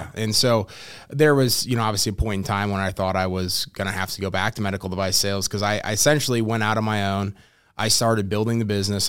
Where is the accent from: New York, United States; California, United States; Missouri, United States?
Missouri, United States; St. Louis; born and raised in St. Louis, Missouri, uh, lived there pretty much my entire life.